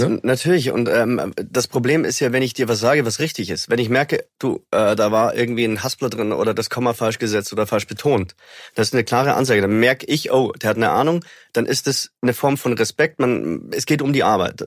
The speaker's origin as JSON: {"language": "German", "country": "Germany", "said": "ich bin Deutscher"}